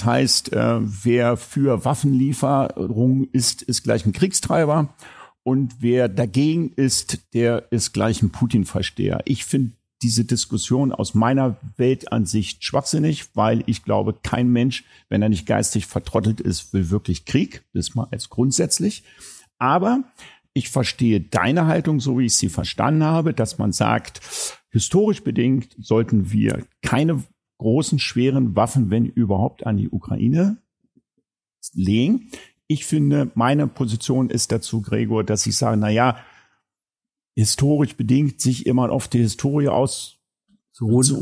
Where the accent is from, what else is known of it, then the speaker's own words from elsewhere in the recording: West Germany, Germany; Und ich habe im Nachgang auch für mich reflektiert, dass man so eine moralische Überlegenheit hatte als Wessi.